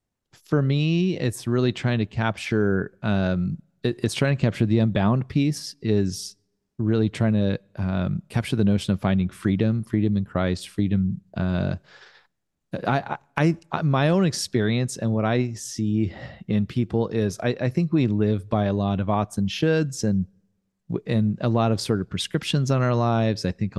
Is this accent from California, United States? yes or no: yes; Fresno, California, United States; I grew up in Fresno